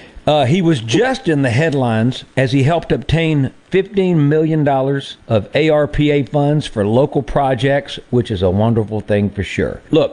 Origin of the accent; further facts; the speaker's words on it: Greenville, Mississippi, United States; down here in my hometown of Greenville